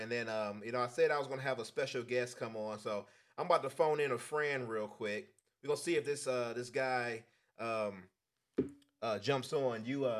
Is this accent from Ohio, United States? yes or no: yes; Cleveland, Ohio, United States; I'm from Cleveland. You know, I don't run into farmers.